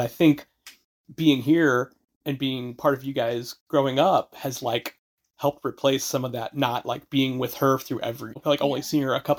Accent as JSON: {"language": "English", "region": "Midwest", "country": "United States", "tie": "born or raised there", "also_born_or_lived": "California", "moved": "yes", "lives_now": "New England, United States", "said": "I grew up in the Midwest"}